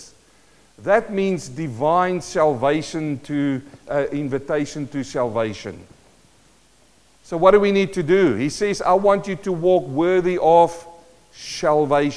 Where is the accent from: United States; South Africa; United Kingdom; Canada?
South Africa; moved away as an adult; also born or lived in New Zealand; now in Australia; I'm a South African-born Kiwi who's now living in Australia